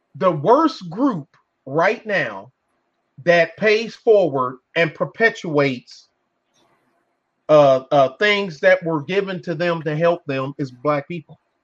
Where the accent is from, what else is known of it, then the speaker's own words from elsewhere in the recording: Detroit, Michigan, United States; I'm born and reared in Detroit. Born there, school there